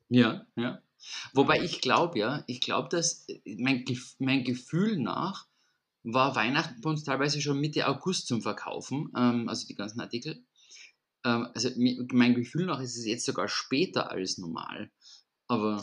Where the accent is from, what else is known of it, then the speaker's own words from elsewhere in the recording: Vienna, Austria; bei uns in Wien